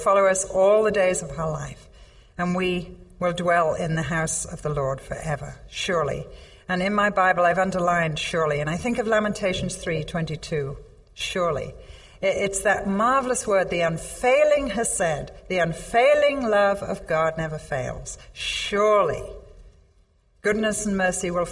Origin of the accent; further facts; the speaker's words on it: England, United Kingdom; I'm English